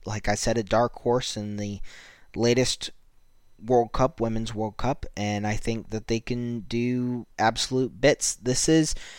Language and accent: English; United States; me being an American